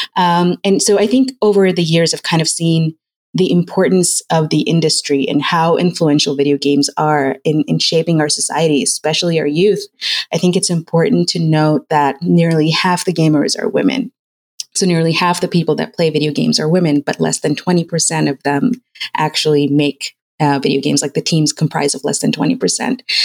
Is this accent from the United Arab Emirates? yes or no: yes; United Arab Emirates; moved away as an adult; now in United States; my parents are Pakistani and I grew up in United Arab Emirates and I moved here when I was 18. So I moved to the US